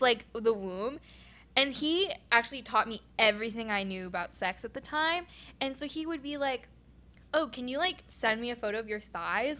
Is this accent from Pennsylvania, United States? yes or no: no; Oregon, United States; moved away; I'm from Oregon